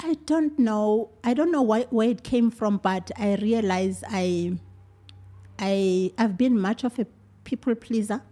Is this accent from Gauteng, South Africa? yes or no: no; Belfast, Mpumalanga, South Africa; also born or lived in Middelburg, Mpumalanga; I was born in Belfast